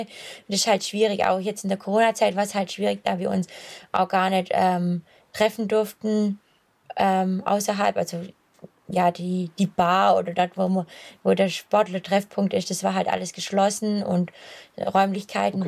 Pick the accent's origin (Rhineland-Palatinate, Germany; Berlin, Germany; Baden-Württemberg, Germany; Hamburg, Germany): Baden-Württemberg, Germany; Swabia; accent: Swabian; also born or lived in Kienbaum; als Schwabe ist man breit aufgestellt, da versteht man jeden Dialekt